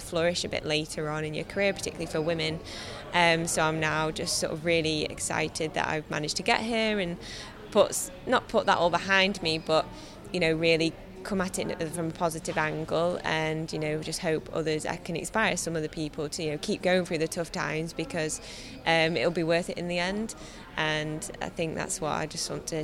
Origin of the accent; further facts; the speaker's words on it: Ashbourne, East Midlands, United Kingdom; from Ashbourne